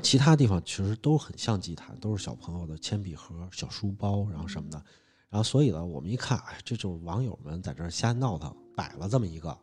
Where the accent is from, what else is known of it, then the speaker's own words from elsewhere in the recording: Hunan, China; 在我们湖南那边的话，蛇这种东西的话，其实在那边的话，就是因为潮湿，蛇是很多的